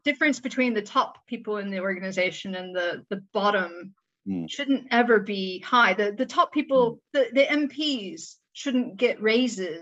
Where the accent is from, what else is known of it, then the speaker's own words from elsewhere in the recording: Midwest, United States; moved away; I'm from the Midwest as well